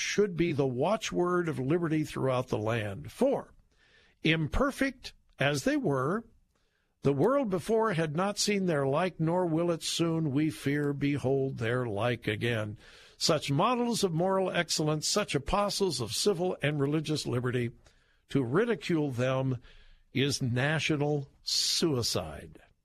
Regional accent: Southern California, United States; I grew up in Southern California

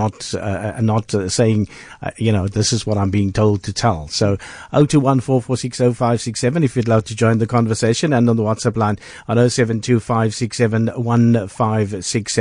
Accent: South Africa

